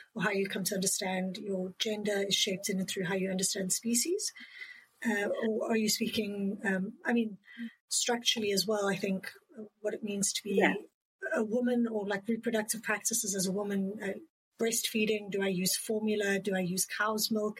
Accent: South Africa; I'm from South Africa

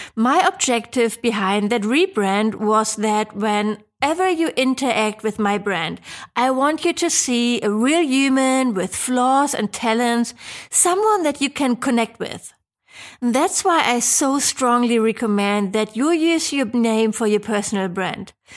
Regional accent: Germany; I'm from Germany

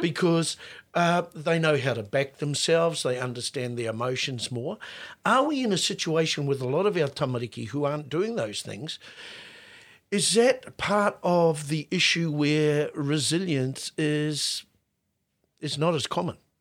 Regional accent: Auckland, New Zealand; when we were kids growing up in West Auckland

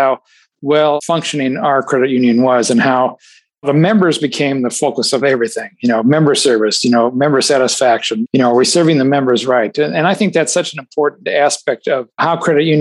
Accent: South Dakota, United States; also born or lived in Ohio / California; now in Illinois, United States; I grew up in South Dakota, actually. I'm not native from Illinois.

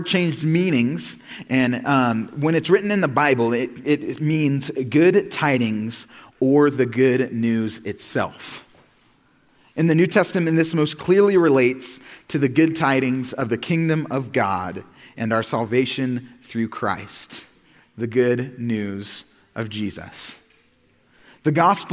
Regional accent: Oklahoma, United States; moved away as an adult; also born or lived in Missouri; I was born and raised in Oklahoma, grew up the same area my whole life

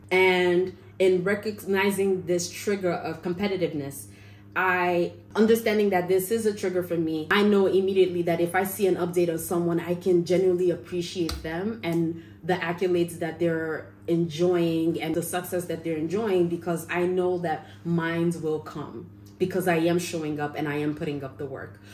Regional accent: Nigeria; I'm Nigerian

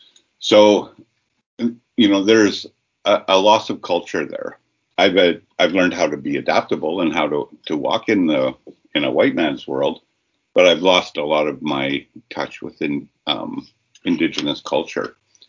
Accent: Saskatchewan, Canada; a nomadic nation that we are from, we're from Treaty 4, prairie walkers and bison followers.

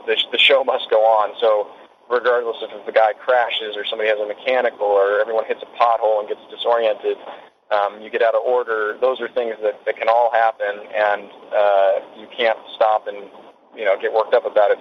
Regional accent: United States; for me as an American

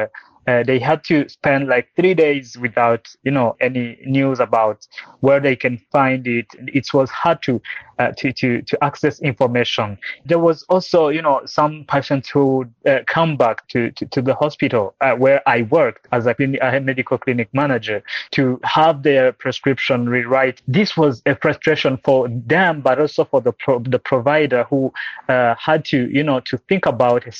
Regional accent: Burundi; now in Rwanda; I'm based in Rwanda nowadays. I was born and raised in Burundi

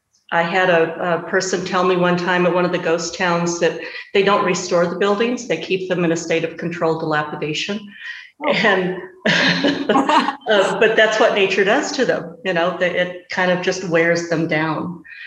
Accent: the Ozarks, United States; also born or lived in West Coast; now in Montana, United States; But I'm a country girl. I wasn't raised in the city. I lived in the city, but I was born and raised in the Ozarks, actually.

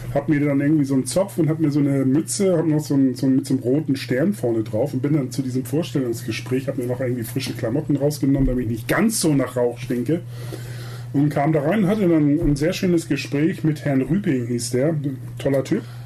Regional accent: Buxtehude, Lower Saxony, Germany; moved away as an adult; also born or lived in Hamburg; now in Munich, Germany; Buxtehude komme ich her, ist auch meine Heimat

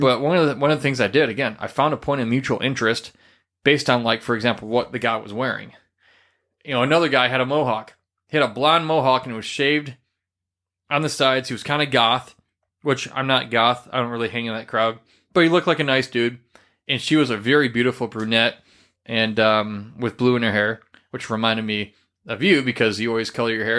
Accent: Midwest, United States; moved away; I come from the Midwest region

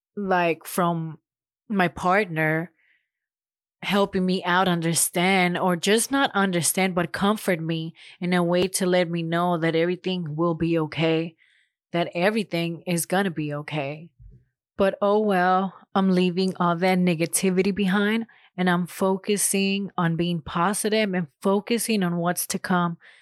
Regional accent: Los Angeles, California, United States; born or raised there; moved away as an adult; now in Huntsville, United States

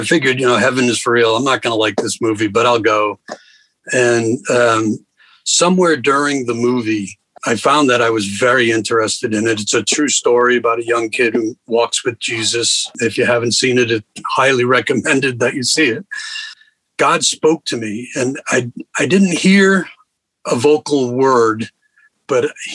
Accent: Rhode Island, United States; moved away; I grew up in Rhode Island, a family of four kids, and great parents, great family

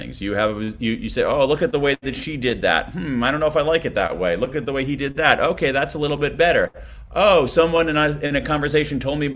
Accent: United States; accent: American; from my accent that I'm an American

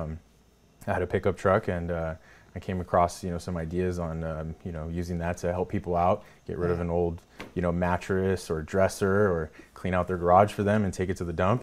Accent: Salinas, California, United States; I grew up in Salinas

